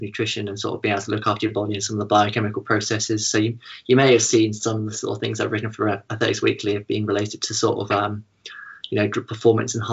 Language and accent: English; Findon, South East England, United Kingdom; I was born in a little village called Findon, so it's about half an hour east of Chichester